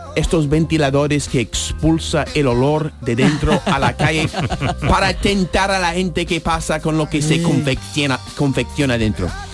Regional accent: United States; now in Spain; mi país de nacimiento

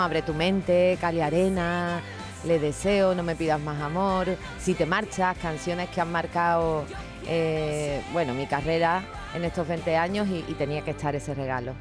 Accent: Cádiz, Andalusia, Spain; moved away; volver a mi tierra

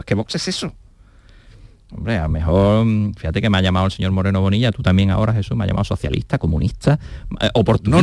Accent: Andalusia, Spain; somos andaluces

